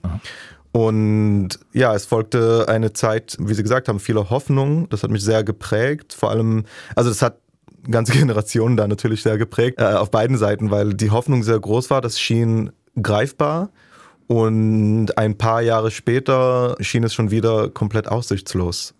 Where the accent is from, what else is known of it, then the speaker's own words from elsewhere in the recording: Jerusalem, Jerusalem District, Israel; German is a second language; moved away as an adult; now in Leipzig, Germany; in Jerusalem, meiner Heimatstadt, also auch auf Buslinien, die ich äh, zur Schule benutzt habe